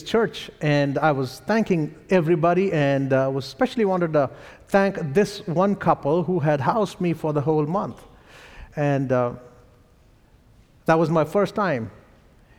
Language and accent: English; India; accent: Indian; my Indian accent